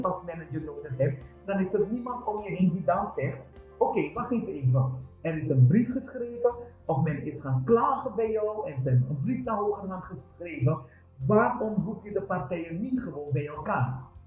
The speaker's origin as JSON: {"language": "Dutch", "country": "Suriname", "moved": "yes", "lives_now": "Netherlands", "said": "ik ben een Surinaamse vrouw en eh, ik praat anders"}